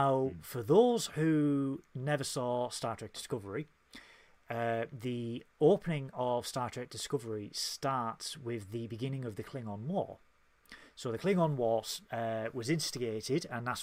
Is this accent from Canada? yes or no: no; United Kingdom; we are British